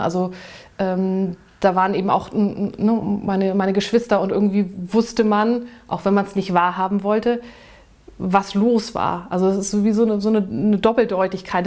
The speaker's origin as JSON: {"language": "German", "country": "Germany", "tie": "born or raised there", "moved": "yes", "said": "Hamburg nun sehr in der Nähe war von dem Ort, wo ich groß geworden bin."}